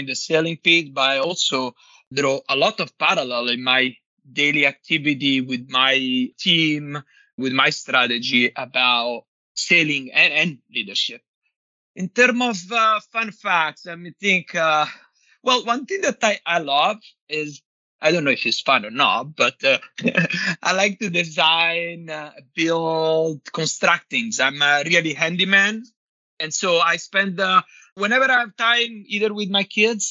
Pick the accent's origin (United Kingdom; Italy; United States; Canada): Italy; Nettuno, Lazio; moved away; I grew up in Nettuno, which is a small town, small beach town in the near Rome.